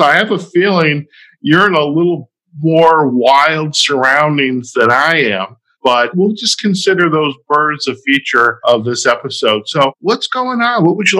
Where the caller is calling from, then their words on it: Las Vegas, Nevada, United States; You went to Maine, and now I am recording from Las Vegas.